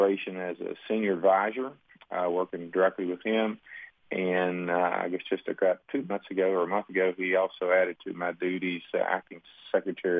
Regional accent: Kanawha County, West Virginia, United States; I grew up in the Coalfields portion of Kanawha County

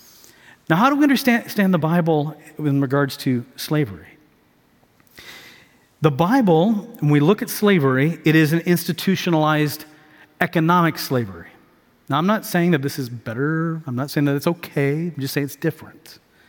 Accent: Tanzania; also born or lived in Houston; I grew up in East Africa. I was born in Houston, 5 years old. My family, we moved to Tanzania, East Africa. So sub-Saharan East Africa, East Coast.

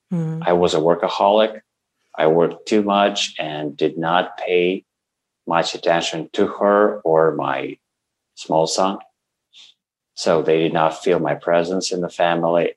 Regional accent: Russia; English is a second language; moved away as an adult; now in Canada; I come from Russia I'm 38 now and for 36 years I lived in Russia

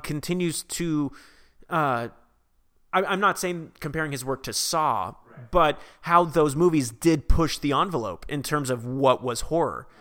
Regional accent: Vacaville, California, United States; California, which is my hometown

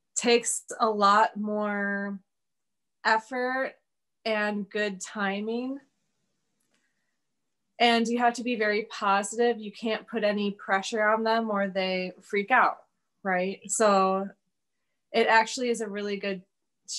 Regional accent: Plymouth, Wisconsin, United States; moved away as an adult; now in Milwaukee, United States; I grew up in Plymouth, which is an hour north of here.

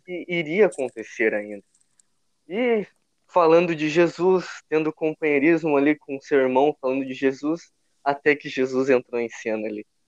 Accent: São Leopoldo, Rio Grande do Sul, Brazil; sou gaúcho e uh, sou de São Leopoldo, Rio Grande do Sul, Grande Porto Alegre

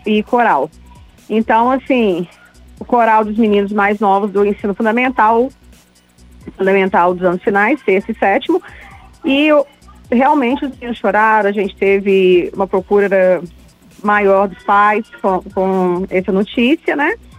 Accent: Barbacena, Minas Gerais, Brazil; é meu conterrâneo, que eu sou de Barbacena

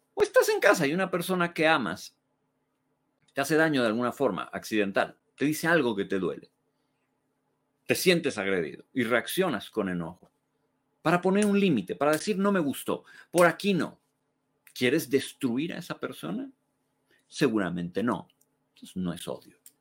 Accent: Mexico; podemos amar México. Podemos amarlo con todo nuestro ser, como país, como concepto, como nuestra tierra

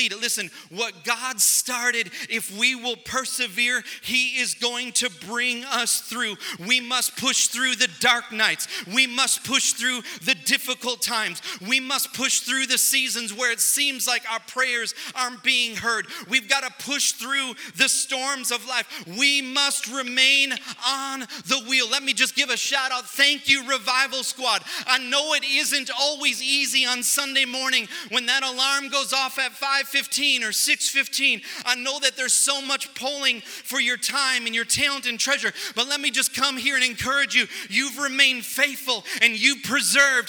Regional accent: United States; we were a nation that was founded on Judeo-Christian values

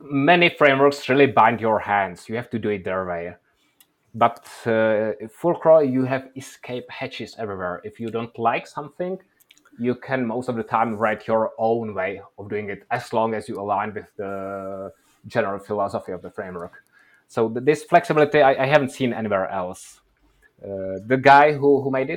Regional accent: Czechia; now in Oslo, Norway; I'm originally from Czech Republic

